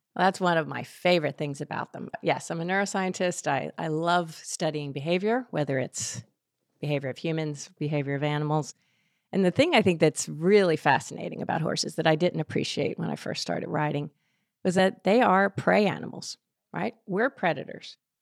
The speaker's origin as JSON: {"language": "English", "town": "Philadelphia", "region": "Pennsylvania", "country": "United States", "tie": "born or raised there", "said": "I grew up outside of Philadelphia"}